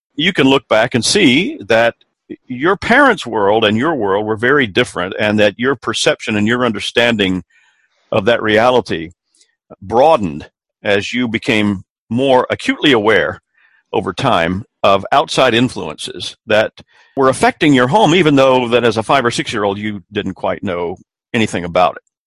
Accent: Columbia, South Carolina, United States; my hometown of Columbia, South Carolina

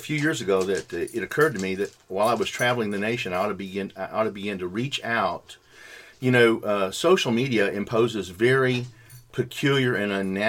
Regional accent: the American South, United States; because I'm a Southerner.

